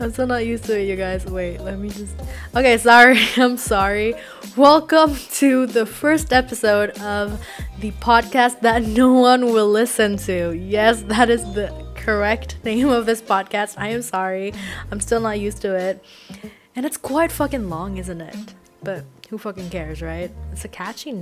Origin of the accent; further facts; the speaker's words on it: Indonesia; first language Indonesian; English is a second language; my native language, in Bahasa Indonesia